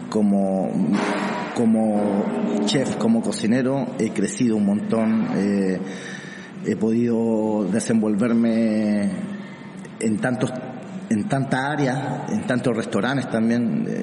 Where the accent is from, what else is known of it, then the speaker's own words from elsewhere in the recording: Santiago, Santiago Metropolitan, Chile; also born or lived in Arica; un chileno de, eh, exactamente qué ciudad? Arica. Nací en Arica y me crié en Santiago.